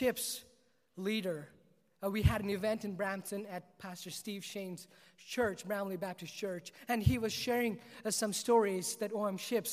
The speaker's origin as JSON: {"language": "English", "region": "South India", "country": "India", "tie": "born or raised there", "said": "I was born and raised in South India"}